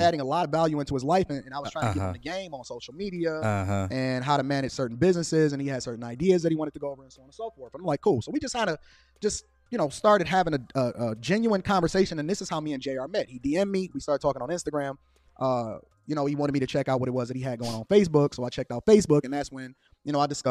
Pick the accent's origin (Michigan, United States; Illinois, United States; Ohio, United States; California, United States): Illinois, United States; Chicago; I'm from Chicago